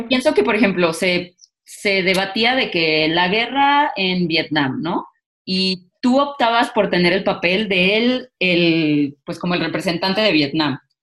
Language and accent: Spanish; Mexico; como mexicanas hemos sido educadas en familias machistas, al menos yo sí